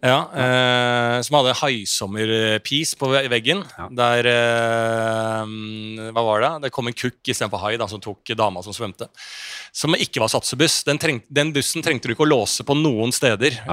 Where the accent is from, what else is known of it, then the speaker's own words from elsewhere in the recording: Bærum, Akershus, Norway; jeg vokste opp i Bærum